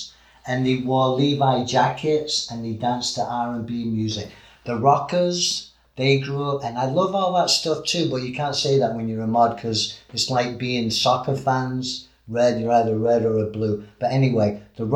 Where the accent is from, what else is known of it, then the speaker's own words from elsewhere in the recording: England, United Kingdom; We're quite violent, you know, in England